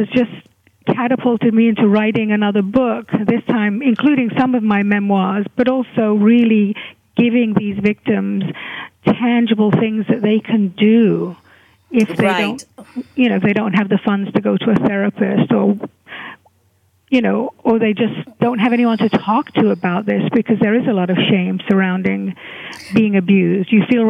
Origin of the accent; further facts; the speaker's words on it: Hungary; moved away; I was a refugee from Hungary, and I had a very painful childhood and teenagehood